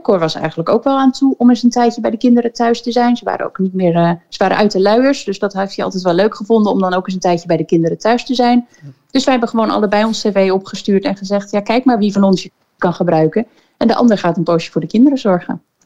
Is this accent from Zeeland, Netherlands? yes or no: yes; Koudekerke, Zeeland, Netherlands; moved away as an adult; Ik, eh, ben opgegroeid in, eh, in Koudekerken op Walcheren